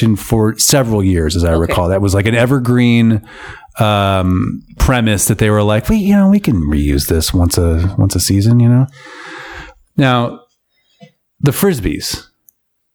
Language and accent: English; Michigan, United States; Michigan product, by the way, my home state.